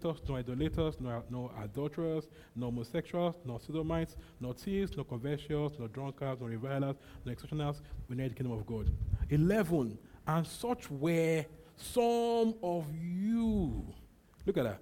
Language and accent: English; Nigeria; My mind and my body, okay, can be Nigerian